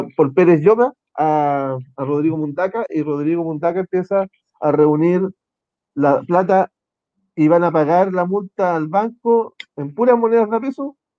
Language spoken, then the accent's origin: Spanish; Concepción, Biobío, Chile; yo nací acá en Concepción, el 75